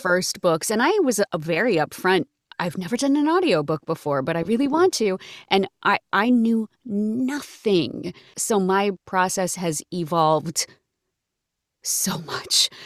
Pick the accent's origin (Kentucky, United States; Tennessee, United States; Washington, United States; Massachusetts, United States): Massachusetts, United States; I grew up in Massachusetts